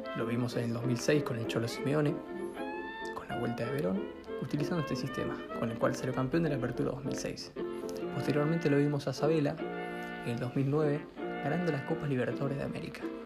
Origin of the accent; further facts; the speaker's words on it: La Plata, Buenos Aires Province, Argentina; soy de La Plata